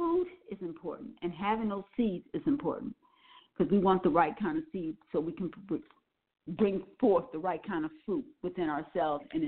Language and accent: English; Milwaukee, Wisconsin, United States; also born or lived in New Orleans, Louisiana; I was born in New Orleans but raised in Milwaukee, Wisconsin